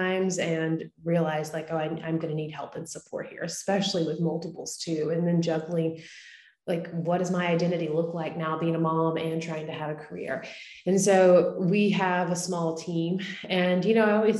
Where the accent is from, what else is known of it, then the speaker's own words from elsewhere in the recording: East Texas, United States; moved away as an adult; now in Nashville, United States; my story starts in Texas. I'm from East Texas. I now live in Nashville. I've lived here for the last 12 years.